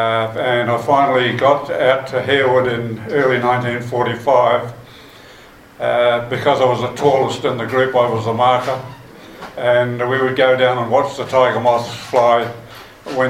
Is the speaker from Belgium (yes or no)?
no; Blenheim, Marlborough, New Zealand; also born or lived in Picton; I was born in Picton in 1926, so you can guess how old I am now. We moved up to Blenheim from Picton, and I went to Springland School and Marlborough College